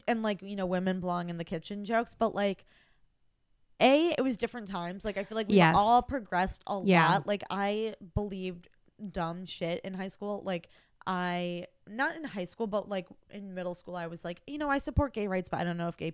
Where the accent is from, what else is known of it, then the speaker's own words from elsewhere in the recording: Midwest, United States; because you know, I'm like from the Midwest and like yeah. times were different then, and like raised, you know, Catholic